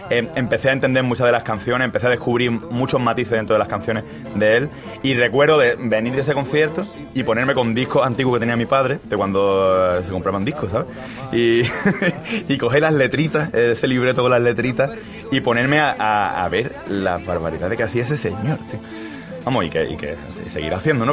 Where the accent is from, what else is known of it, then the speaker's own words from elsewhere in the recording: Málaga, Andalusia, Spain; Yo soy de Málaga